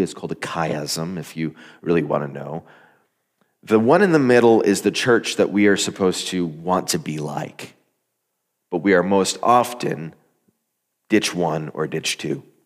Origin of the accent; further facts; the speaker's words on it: Arizona, United States; moved away as an adult; I grew up in Arizona. I was in the desert for the first eighteen or so years of my life